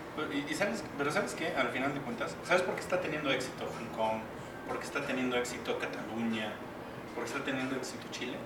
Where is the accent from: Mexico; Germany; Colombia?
Mexico; para nosotros como mexicanos